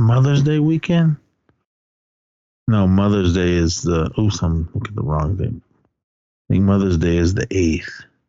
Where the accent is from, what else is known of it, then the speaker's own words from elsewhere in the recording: California, United States; We're just talking about the old days of skateboarding, nice. Growing up in the Bay Area.